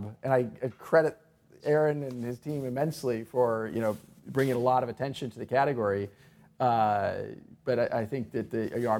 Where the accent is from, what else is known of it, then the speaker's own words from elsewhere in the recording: Kansas, United States; now in Silicon Valley, United States; I grew up in Kansas